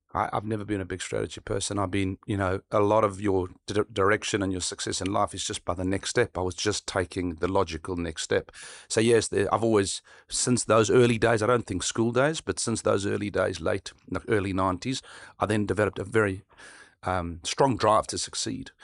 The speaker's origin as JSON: {"language": "English", "country": "South Africa", "tie": "born or raised there", "said": "where I grew up in South Africa"}